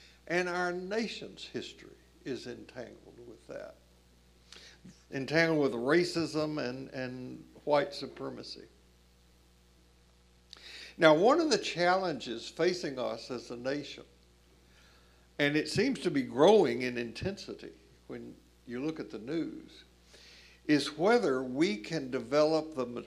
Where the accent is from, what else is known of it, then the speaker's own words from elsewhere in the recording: Columbia, Tennessee, United States; moved away as an adult; Columbia, Tennessee, where I grew up